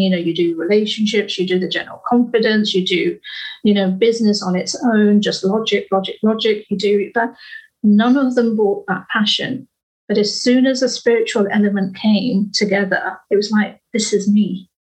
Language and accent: English; United Kingdom; we are British